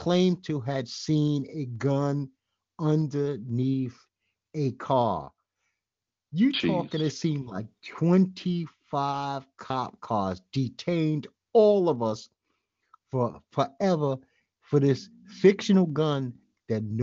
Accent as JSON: {"language": "English", "town": "New York City", "region": "New York", "country": "United States", "said": "I'm a well-schooled Brooklynite."}